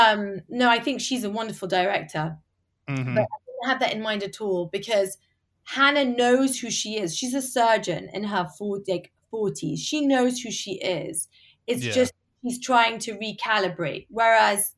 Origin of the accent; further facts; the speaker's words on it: England, United Kingdom; moved away as an adult; also born or lived in United States; now in London, United Kingdom; we're both English